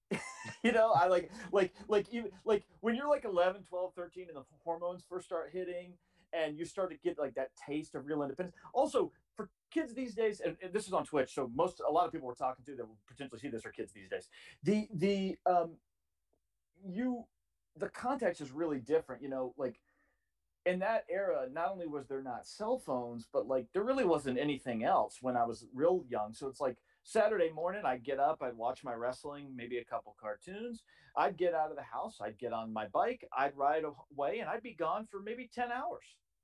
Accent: Charleston, South Carolina, United States; also born or lived in Chattanooga, Tennessee; I grew up in Charleston, South Carolina. I was born in Chattanooga, Tennessee, but we moved to Charleston when I was like 7 or 8 months old

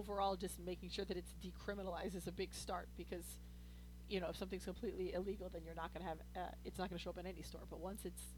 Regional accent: St. Louis, Missouri, United States; I'm from St. Louis.

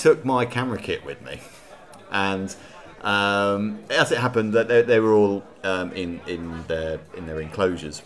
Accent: Reading, South East England, United Kingdom; I'm from Reading, really, so, you know, it's about 25 minutes away from Reading

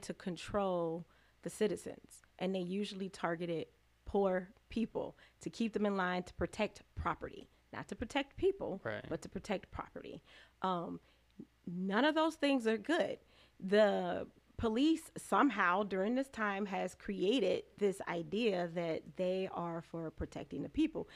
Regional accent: Chicago, Illinois, United States; now in Lansing, United States; Chicago, Illinois. Okay. Um, my parents um, moved to the suburbs when I was little

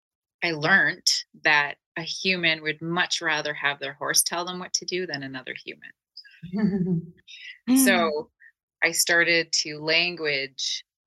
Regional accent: Turkey; I'm Turkish. I was born in Turkey. So I'm multicultural.

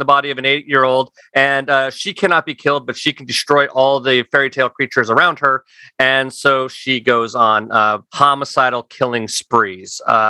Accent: Utah, United States; I once described growing up in Utah as in living in an R-rated movie that was edited for television.

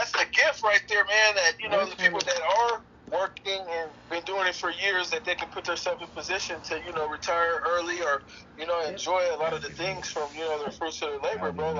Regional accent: Seattle, Washington, United States; I'm from Seattle

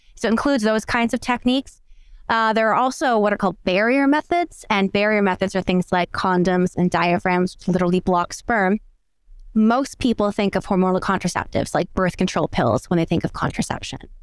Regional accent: New Brunswick, Canada; moved away as an adult; also born or lived in Aberdeen, Scotland; now in Michigan, United States; I'm actually originally from the East Coast of Canada, from a place called New Brunswick

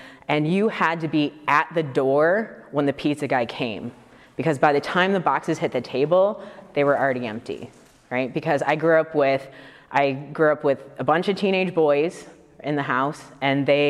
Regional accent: Detroit, Michigan, United States; moved away; I grew up in Detroit originally

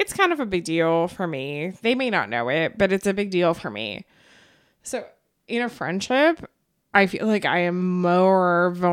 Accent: Fresno, California, United States; we're from Fresno

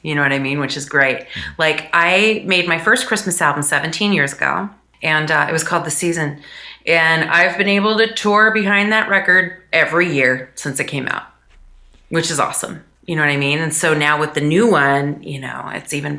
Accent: United States; as an American musician

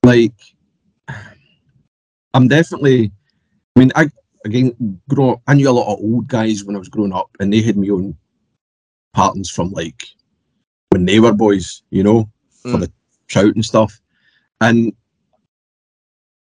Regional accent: Ayrshire, Scotland, United Kingdom; moved away as an adult; now in Japan; I'm from Ayrshire, so southwest of Scotland, kind of rural place.

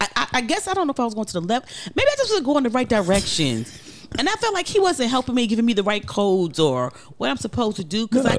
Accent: Brooklyn, New York, United States; I'm straight from Brooklyn. I'm from the hood.

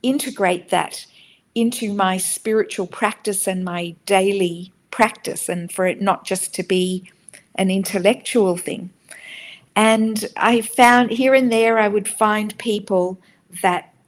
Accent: Sydney, New South Wales, Australia; moved away as an adult; I grew up in Sydney, and my parents are Israeli

